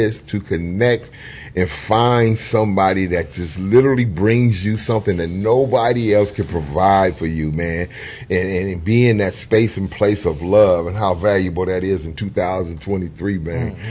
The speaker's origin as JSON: {"language": "English", "region": "West Coast", "country": "United States", "said": "I'm from the West Coast"}